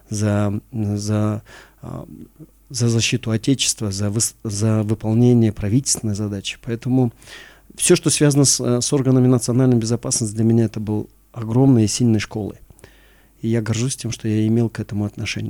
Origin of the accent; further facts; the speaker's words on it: Oibulak, Issyk-Kul Region, Kyrgyzstan; я родился а, э, на Исакуле, я родился в селе Ойбулак